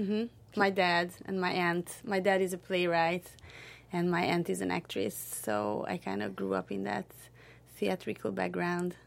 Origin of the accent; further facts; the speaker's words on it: Hungary; moved away as an adult; now in Southern California, United States; I'm from Hungary, which is a small country in central, central Eastern Europe